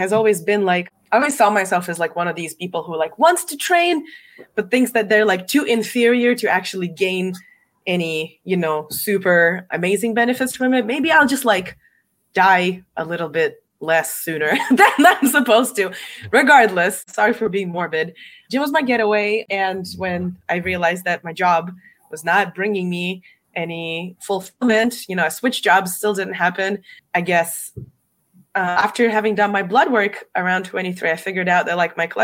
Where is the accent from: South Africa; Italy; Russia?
Russia; moved away as an adult; now in United States; I'm not American. I'm from Russia. Originally I came here 11 years ago.